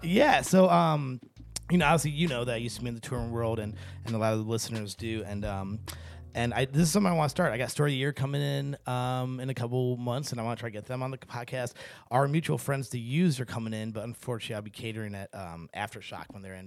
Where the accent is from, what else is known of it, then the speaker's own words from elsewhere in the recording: St. Louis, Missouri, United States; growing up in Saint Louis, Missouri, there's not a ton of brown folk.